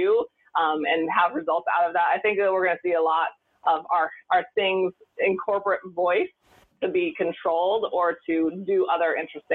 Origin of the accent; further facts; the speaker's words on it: Montana, United States; I grew up in Montana